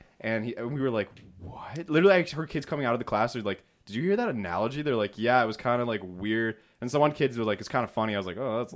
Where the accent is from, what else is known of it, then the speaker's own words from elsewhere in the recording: Rochester, New York, United States; It's New York. I'm from New York, Rochester. There's so many places.